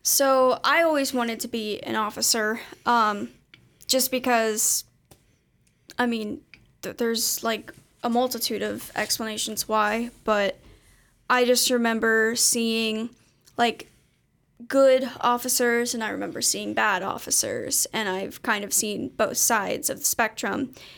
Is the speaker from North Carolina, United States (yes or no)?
no; Erlanger, Kentucky, United States; I'm from Erlanger, which is only, like, twenty minutes from here.